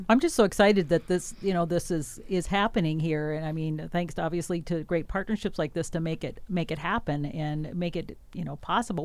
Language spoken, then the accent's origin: English; Wisconsin, United States; moved away; I'm from Wisconsin, a big dairy farm there